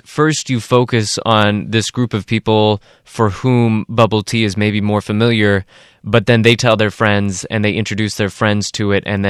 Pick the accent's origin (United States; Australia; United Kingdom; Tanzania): United States; California; Now, when I grew up in California and when I was in high school, I grew up in a city with a very large Asian population